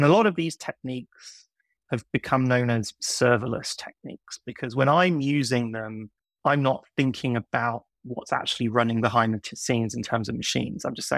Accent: United Kingdom; now in New York, United States; of a strange accent because I grew up in the UK and I moved to New York in 2006. So 17 years ago.

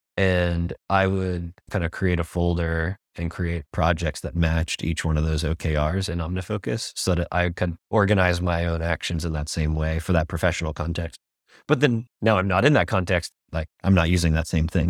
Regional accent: United States; now in Singapore; I'm a American designer

